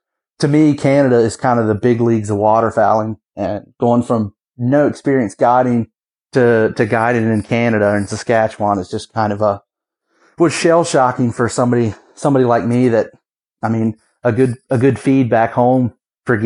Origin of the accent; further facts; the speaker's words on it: Western Virginia, United States; I'm from Virginia. I'm from Western Virginia